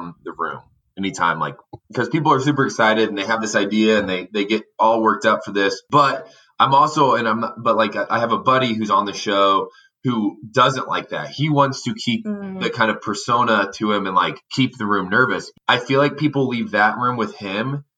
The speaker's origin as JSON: {"language": "English", "region": "Indiana", "country": "United States", "tie": "born or raised there", "said": "I grew up in Indiana"}